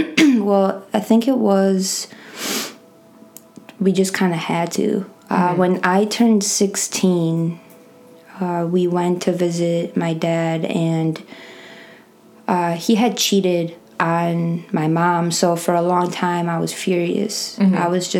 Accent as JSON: {"language": "English", "town": "Chicago", "region": "Illinois", "country": "United States", "tie": "born or raised there", "also_born_or_lived": "Athens, Greece", "lives_now": "San Diego, United States", "said": "I was born in Athens, Greece."}